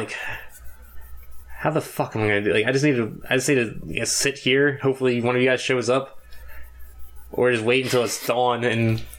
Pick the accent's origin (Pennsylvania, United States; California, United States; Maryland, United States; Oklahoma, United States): Pennsylvania, United States; Philadelphia; "Hey, I'm from Philly. I lost my phone."